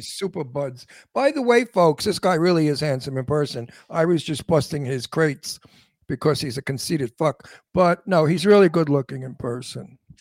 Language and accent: English; New York City, New York, United States; accent: antique Brooklyn; My Brooklyn accent is called antique Brooklyn